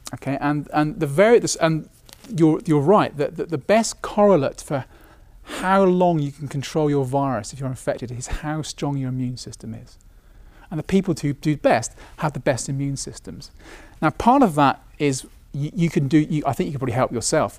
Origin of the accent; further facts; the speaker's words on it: United Kingdom; being British